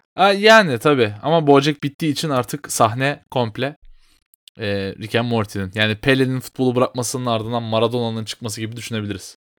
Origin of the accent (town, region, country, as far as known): Turkey